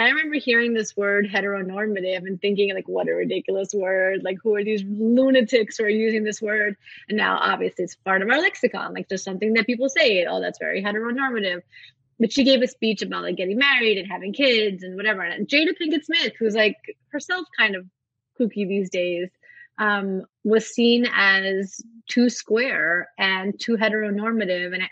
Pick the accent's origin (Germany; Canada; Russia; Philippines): Russia; born there; Like I was born in Russia during the Soviet Union.